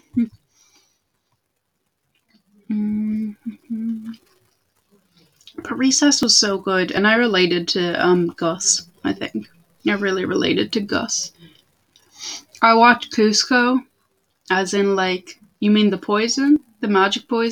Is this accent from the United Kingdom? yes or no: no; Portugal; I am from Portugal. I am the Portuguese